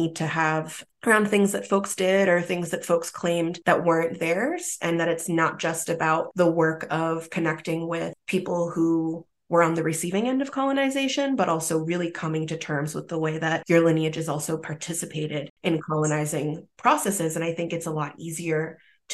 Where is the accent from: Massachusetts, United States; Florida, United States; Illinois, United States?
Florida, United States; Miami; also born or lived in Italy; growing up in Miami